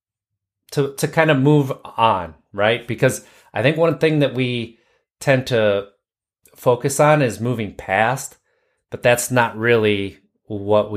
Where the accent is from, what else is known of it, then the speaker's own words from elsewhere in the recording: Wisconsin, United States; I grew up in Wisconsin, and so the Midwest